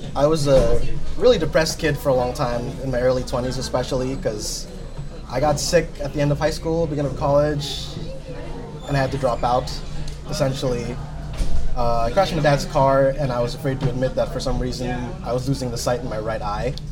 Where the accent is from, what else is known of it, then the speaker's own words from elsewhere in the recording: Jersey City, New Jersey, United States; also born or lived in Rutgers, New Jersey; I was born and raised here in Jersey City, so I've been here all of my life